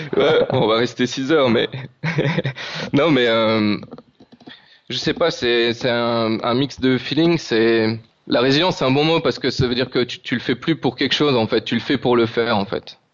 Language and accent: French; France; now in Madeira, Portugal; on est français